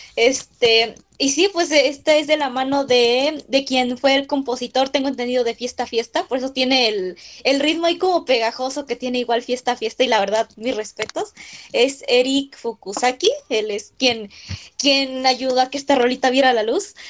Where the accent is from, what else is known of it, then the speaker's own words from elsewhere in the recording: Mexico City, Mexico; soy de la Ciudad de México